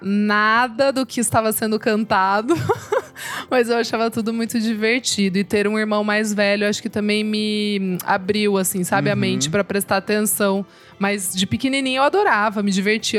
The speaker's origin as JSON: {"language": "Portuguese", "town": "Sorocaba", "region": "São Paulo", "country": "Brazil", "said": "que sou de Sorocaba também, interior"}